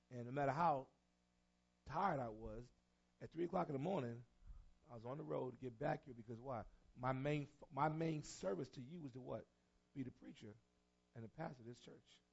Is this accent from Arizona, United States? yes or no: no; New York City, New York, United States; I'm from New York City